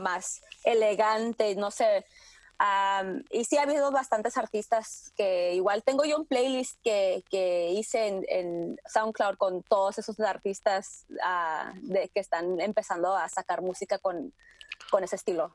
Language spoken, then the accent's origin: Spanish; Tijuana, Baja California, Mexico; moved away as an adult; also born or lived in San Diego, California, United States; now in New York, United States; Yo nací en San Diego, me crié mis primeros años en Tijuana y yo escuché mucha música pues de la frontera